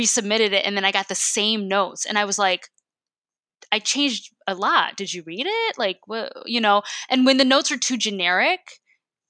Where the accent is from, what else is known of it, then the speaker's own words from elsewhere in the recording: United States; growing up being Asian American